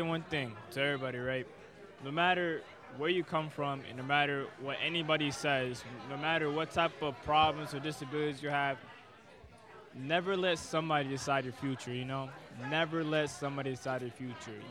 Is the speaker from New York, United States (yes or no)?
no; Boston, Massachusetts, United States; also born or lived in Dominican Republic; I was born in Dominican Republic and raised in Boston